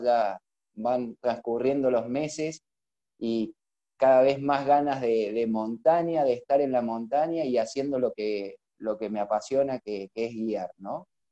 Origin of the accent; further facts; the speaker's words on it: Frías, Santiago del Estero, Argentina; moved away as an adult; now in Córdoba, Argentina; soy de Frías, de, Santiago del Estero, aunque no lo crean. Eh, Córdoba me ha adoptado hace unos cuantos años.